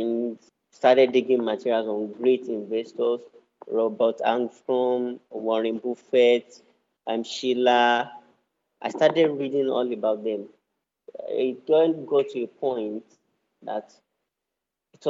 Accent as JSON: {"language": "English", "region": "Osun", "country": "Nigeria", "said": "I'm from Osun State in Nigeria."}